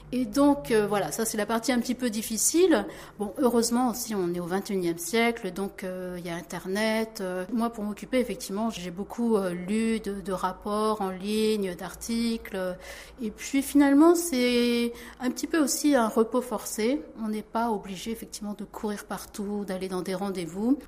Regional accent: France; moved away as an adult; now in South Korea; je suis née en France

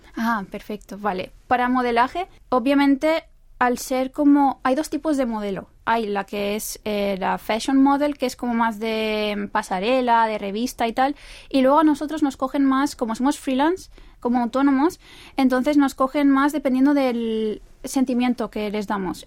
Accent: Spain; now in South Korea; como española que soy

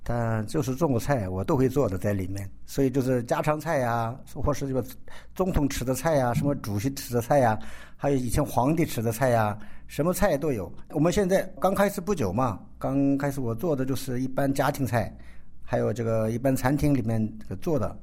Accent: South Korea; 我是中国的华侨，可是我不是在中国来的，我是我爸爸从中国来的。那我是从韩国出生的

